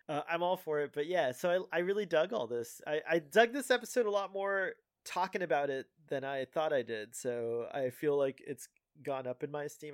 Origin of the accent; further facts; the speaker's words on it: Miami, Florida, United States; I was from Miami